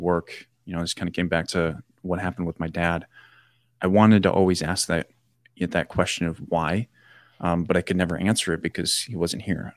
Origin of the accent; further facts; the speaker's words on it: Janesville, Wisconsin, United States; my hometown down in Janesville